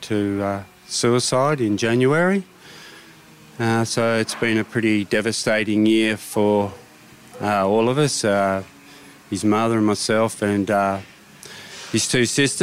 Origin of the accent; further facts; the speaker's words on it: Deloraine, Tasmania, Australia; from Deloraine, which is my hometown